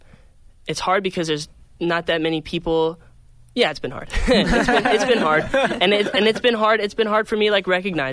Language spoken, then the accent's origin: English; Phoenix, Arizona, United States; moved away; I'm from Phoenix, Arizona